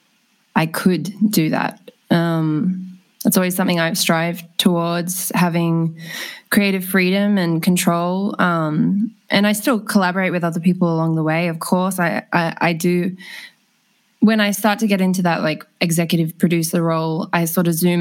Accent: Sydney, New South Wales, Australia; I grew up just in Petersham down the road

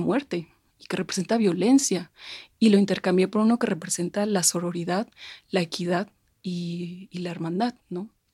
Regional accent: Mexico; nos representa como mexicanos, como mexicanas

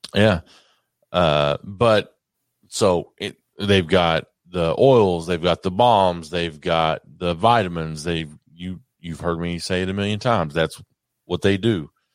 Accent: Kentucky, United States; I'm from Kentucky

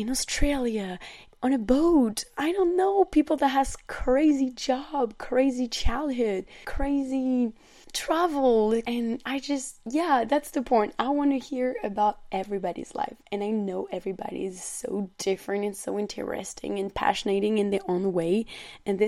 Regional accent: France; accent: French; English is a second language; I'm a young French woman. As you can hear on my accent, I'm not a native English speaker.

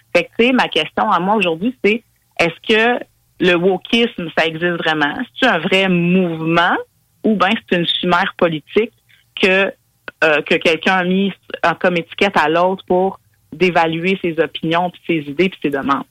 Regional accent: Quebec, Canada; en tant que Québécois, Québécoise

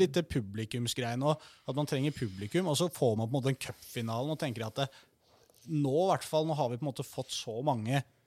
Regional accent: Oslo, Norway; Jeg er fra Mortensrud, så jeg er ikke så veldig langt unna

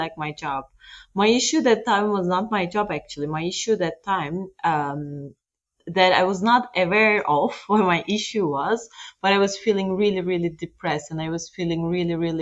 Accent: Turkey; now in Luxembourg; I am originally Turkish, actually. I'm from Turkey

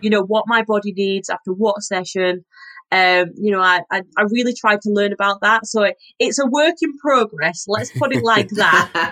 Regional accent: Yorkshire and the Humber, United Kingdom; I'm from Yorkshire, so I had a very northern diet growing up.

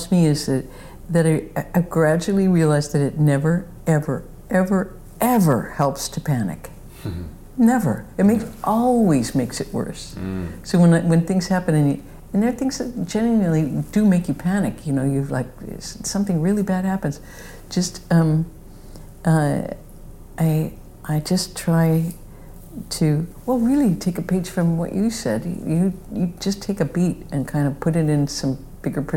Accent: Midwest, United States; I'm from the Midwest and it was all sky

